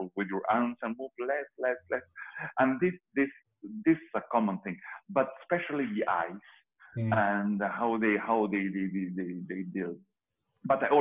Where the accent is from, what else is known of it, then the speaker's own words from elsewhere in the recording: Venezuela; moved away as an adult; also born or lived in Liverpool; I'm Venezuelan